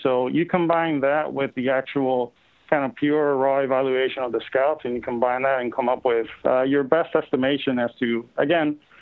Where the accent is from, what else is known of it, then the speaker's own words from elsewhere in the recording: Puerto Rico; I grew up in Puerto Rico